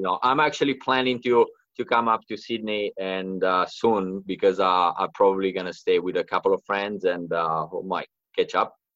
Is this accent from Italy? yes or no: yes; Italy; moved away as an adult; now in Australia; I moved to Australia like eight years ago, and uh, I'm from Italy, uh, the Italian side of the Alps.